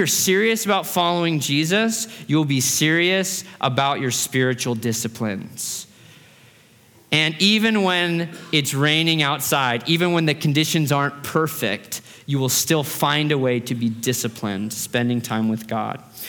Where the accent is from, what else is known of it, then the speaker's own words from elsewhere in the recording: Fairbanks, Alaska, United States; now in Boise, United States; I grew up in Fairbanks, Alaska